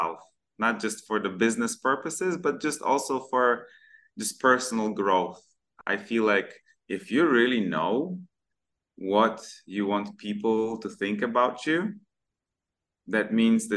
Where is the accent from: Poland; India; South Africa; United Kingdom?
Poland; moved away as an adult; also born or lived in Malaysia; now in Kuala Lumpur, Malaysia